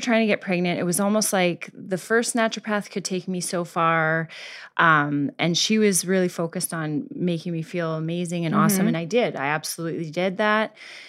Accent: Canada; moved away; I moved here. I'm originally from Canada. I moved here

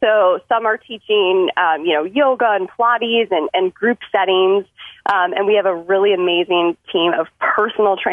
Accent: Detroit, Michigan, United States; now in Chicago, United States; my hometown of Detroit, Michigan. I did grow up in the suburbs

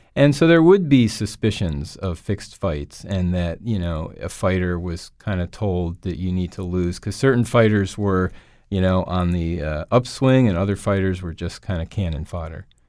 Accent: Windsor Locks, Connecticut, United States; I grew up in Windsor Locks, Connecticut, a mill town on the Connecticut River.

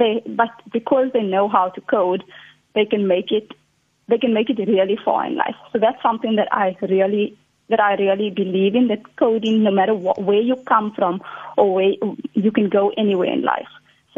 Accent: South Africa; as a South African

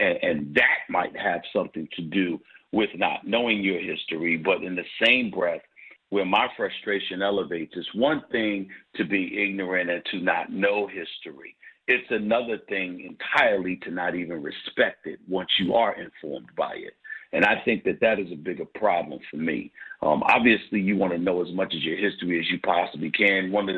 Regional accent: New York, United States; now in Philadelphia, United States; But then I came from New York to Philly.

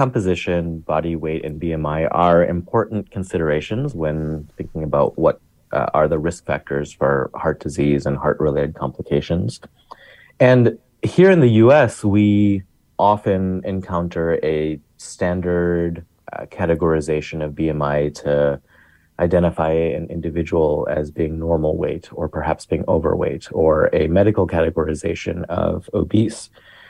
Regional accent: Chicago, Illinois, United States; I grew up in the South Asian community of Chicago.

